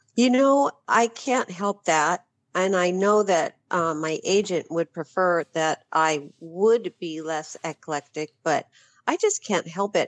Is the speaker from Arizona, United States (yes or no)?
yes; Phoenix, Arizona, United States; moved away as an adult; I spent the better part of my life in Phoenix